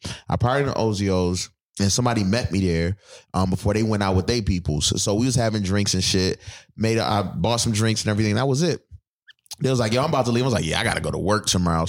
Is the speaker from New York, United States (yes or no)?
yes; Buffalo, New York, United States; moved away; I'm from Buffalo.